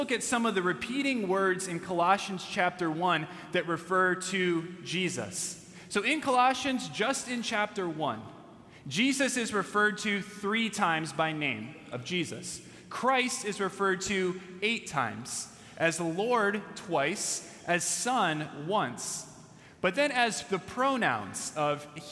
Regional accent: California, United States; as I was a younger kid growing up in California

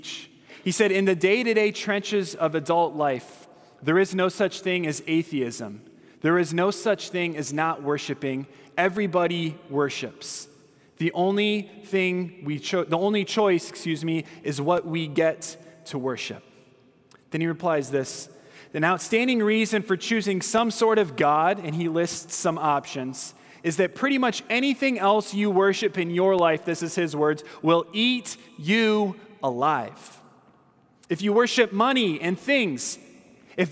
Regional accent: Southern California, United States; I'm from Southern California.

